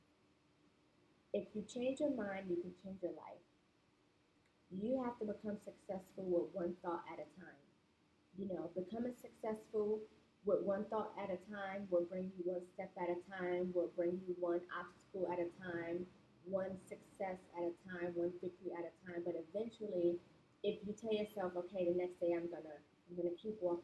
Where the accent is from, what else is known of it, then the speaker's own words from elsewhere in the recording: New York City, New York, United States; I'm from Brooklyn, New York. So in New York City, where I've grown up